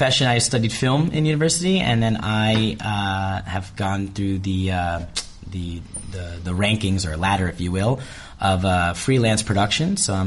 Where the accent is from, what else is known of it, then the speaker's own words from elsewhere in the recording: New Jersey, United States; moved away as an adult; now in Palma, Spain; I am originally from the United States of America, born and raised in the state of New Jersey.